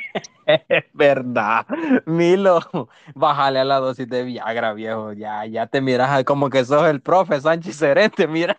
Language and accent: Spanish; El Salvador; moved away; Yo soy el único salvadoreño. Entonces, dicen que los salvadoreños somos bien feos